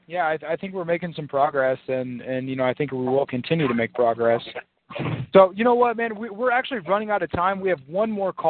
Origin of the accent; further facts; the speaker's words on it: United States; I'm 11 years old, you know, growing up in America